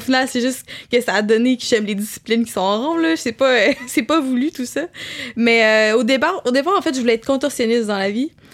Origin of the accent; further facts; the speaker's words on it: Quebec City, Quebec, Canada; je viens de Québec, fait que là, je suis à Montréal